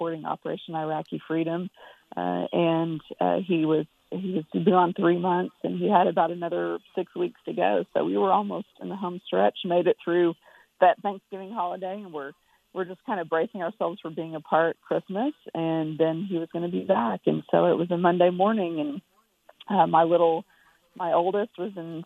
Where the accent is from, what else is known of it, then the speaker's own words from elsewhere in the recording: United States; moved away as an adult; also born or lived in Texas; now in Nashville, United States; I grew up in New Mexico and Texas